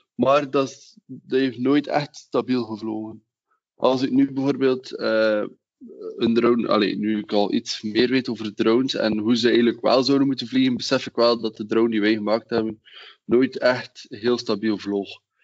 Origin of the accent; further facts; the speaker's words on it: Wingene, Flanders, Belgium; ik ben van Wingenen